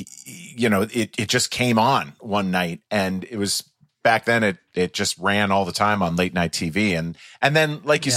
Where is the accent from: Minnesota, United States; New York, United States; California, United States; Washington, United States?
Minnesota, United States; just outside of St. Paul; I grew up just outside of St. Paul, Minnesota